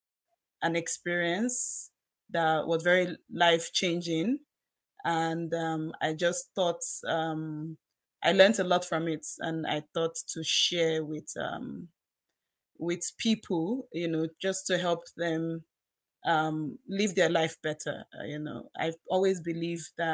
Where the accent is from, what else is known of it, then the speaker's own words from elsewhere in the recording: Nigeria; moved away as an adult; now in Canada; I'm from Nigeria. I came into Canada almost 3 years ago